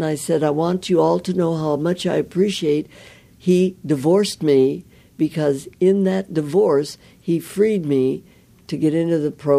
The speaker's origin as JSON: {"language": "English", "region": "Midwest", "country": "United States", "said": "I was from the Midwest."}